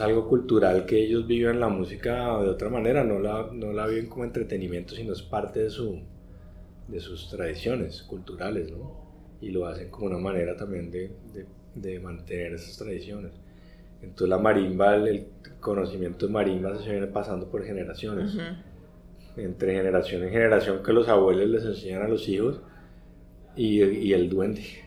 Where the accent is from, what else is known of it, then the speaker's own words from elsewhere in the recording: Colombia; nosotros como colombianos